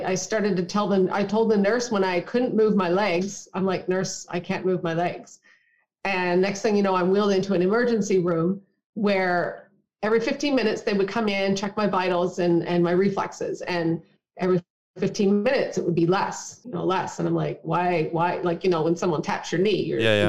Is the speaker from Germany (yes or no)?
no; Newfoundland and Labrador, Canada; I was born and raised in Newfoundland.